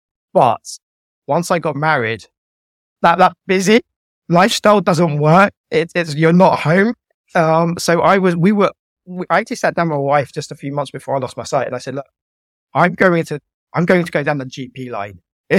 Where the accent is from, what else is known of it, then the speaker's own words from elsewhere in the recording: Guildford, South East England, United Kingdom; It's from growing up in Guildford in Surrey to going to university, falling in love, getting married, and then losing my sight, and then my journey through sight loss.